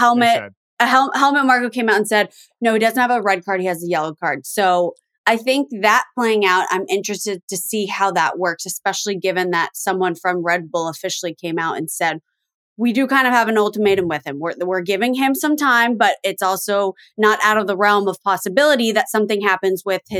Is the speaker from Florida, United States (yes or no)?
yes; Miami, Florida, United States; I grew up in Miami, born and raised